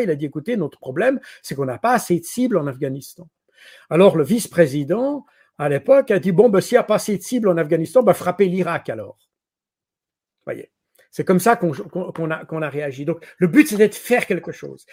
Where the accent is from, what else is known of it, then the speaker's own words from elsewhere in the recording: Switzerland; je suis suisse